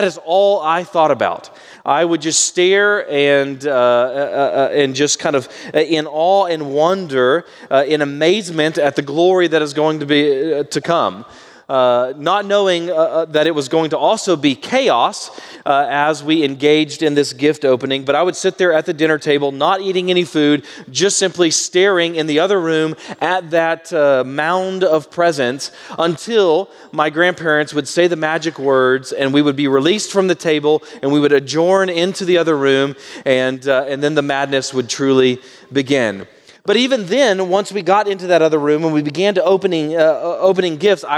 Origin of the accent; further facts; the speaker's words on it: Baytown, Texas, United States; my mom's family all stayed within about 20 miles or so of my hometown of Baytown, Texas.